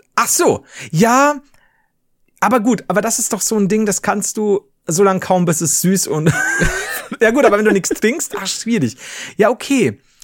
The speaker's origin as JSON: {"language": "German", "region": "Bavaria", "country": "Germany", "said": "als Bayern, als Deutsche"}